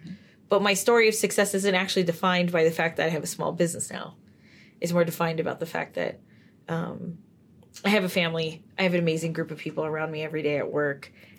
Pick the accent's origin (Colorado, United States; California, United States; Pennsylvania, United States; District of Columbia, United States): California, United States; San Francisco; So I grew up in San Francisco.